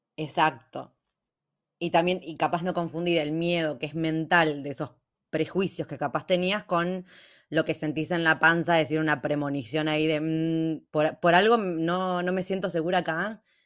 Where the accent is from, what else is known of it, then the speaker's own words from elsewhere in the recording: Junín, Buenos Aires Province, Argentina; acá en Junín, de donde soy yo